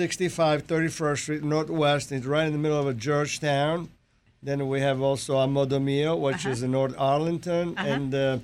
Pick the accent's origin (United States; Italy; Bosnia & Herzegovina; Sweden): Italy; Sicily; moved away; In Sicily, we make pizza inside the trays.